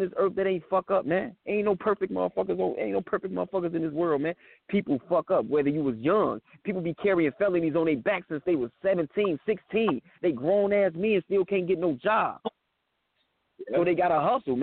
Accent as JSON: {"language": "English", "town": "Chicago", "region": "Illinois", "country": "United States", "tie": "born or raised there", "said": "I'm from Chicago"}